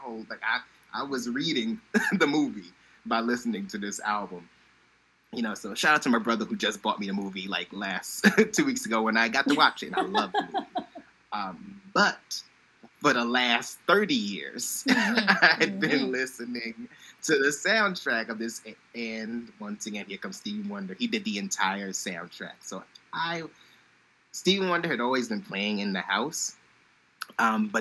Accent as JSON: {"language": "English", "town": "New York City", "region": "New York", "country": "United States", "said": "I'm from Brooklyn"}